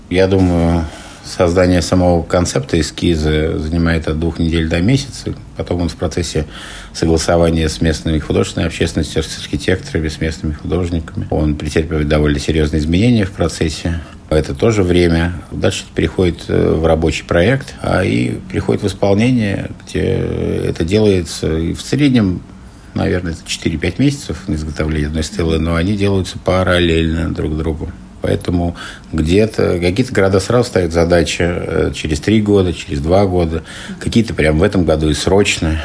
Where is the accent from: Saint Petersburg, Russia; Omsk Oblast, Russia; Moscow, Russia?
Moscow, Russia; also born or lived in Ufa, Bashkortostan, Russia; я родился в Уфе, э, люблю свою родину малую. Ну, вся жизнь моя связана с Москвой. В детстве я переехал в Москву и воспитывался как москвич